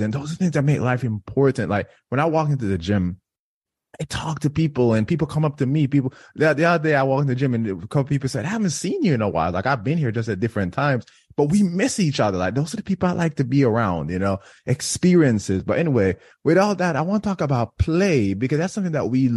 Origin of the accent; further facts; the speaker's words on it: Jamaica; I grew up in Jamaica, a very strict community